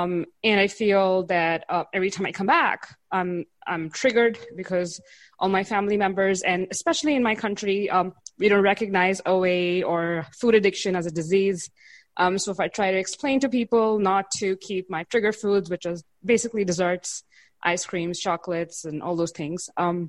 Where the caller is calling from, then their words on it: India; So I'm calling in from India.